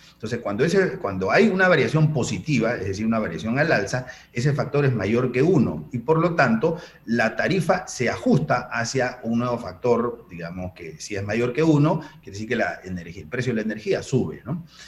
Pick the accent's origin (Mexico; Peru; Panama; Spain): Panama; los panameños casi todos tenemos deuda